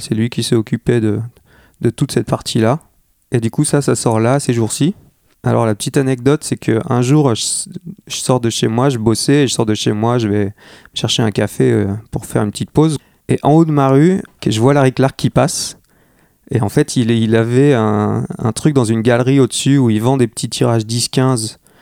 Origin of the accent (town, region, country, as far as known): Armentières, Hauts-de-France, France; born or raised there; moved away